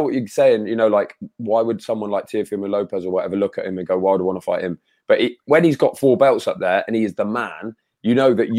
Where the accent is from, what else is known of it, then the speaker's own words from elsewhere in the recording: United Kingdom; speaking as a Brit